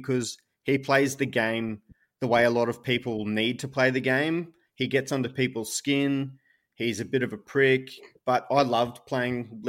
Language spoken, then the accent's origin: English; Townsville, Queensland, Australia; I was born in Townsville